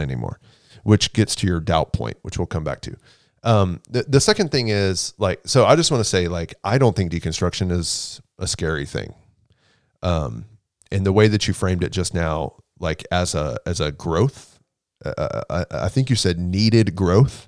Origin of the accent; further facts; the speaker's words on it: Houston, Texas, United States; also born or lived in Waco, Texas; I'm from Houston, born and raised in Houston